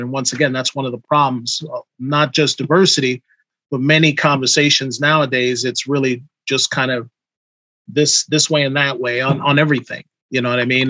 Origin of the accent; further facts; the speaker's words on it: New York City, New York, United States; I come from New York City riding from Queens on a train at age 16 to go to Brooklyn